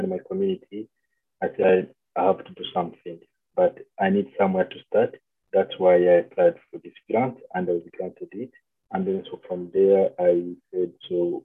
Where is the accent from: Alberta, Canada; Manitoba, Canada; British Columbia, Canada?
Manitoba, Canada; Winnipeg; I'm from Manitoba, Winnipeg.